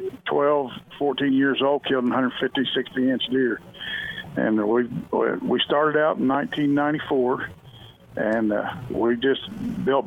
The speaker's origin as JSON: {"language": "English", "town": "Joplin", "region": "Missouri", "country": "United States", "moved": "yes", "lives_now": "Kansas, United States", "said": "I'm actually from Joplin, Missouri, and I've been over in Kansas for almost 30 years now"}